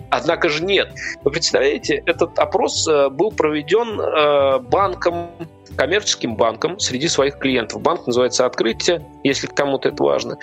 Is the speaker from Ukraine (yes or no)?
no; Nizhny Novgorod, Nizhny Novgorod Oblast, Russia; moved away as an adult; now in Moscow, Russia; Я жил до того, как переехал в Москву, в Нижнем Новгороде. Это моя малая родина, и я там прожил большую часть своей жизни